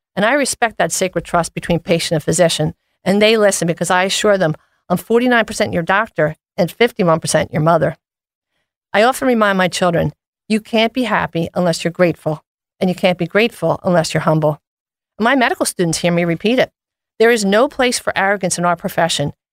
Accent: Philadelphia, Pennsylvania, United States; Born and raised in Philadelphia, I'm a proud graduate of Hawk Hill

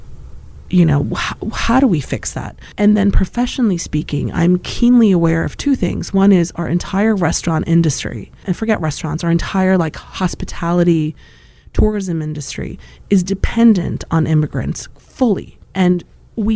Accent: Poland; moved away; I was from Poland

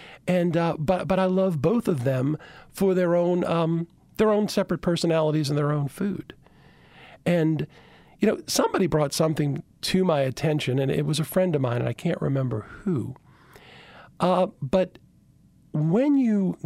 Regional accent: Chalmette, Louisiana, United States; also born or lived in Baton Rouge; I grew up in Chalmette, small community for years

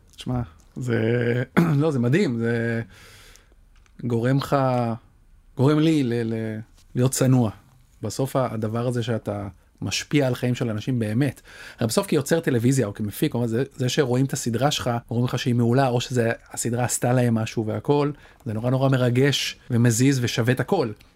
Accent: Kiryat Ono, Tel Aviv District, Israel; כשאני גדלתי בקריית אונו

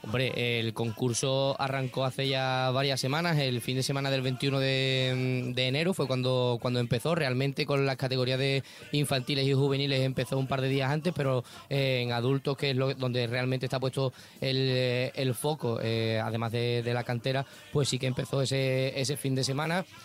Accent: Cádiz, Andalusia, Spain; mi pequeño speech como, como gaditano

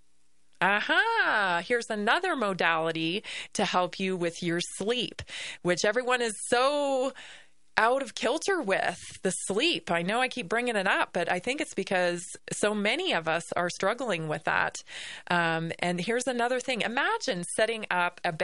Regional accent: Victoria, British Columbia, Canada; I grew up in the Pacific Northwest, of course, on Vancouver Island, Victoria, BC

